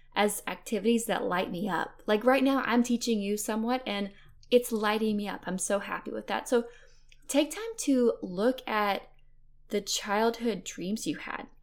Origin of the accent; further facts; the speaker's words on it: Fairhope, Alabama, United States; I'm from Fairhope, Alabama. It's a beautiful town on the Gulf Coast in Alabama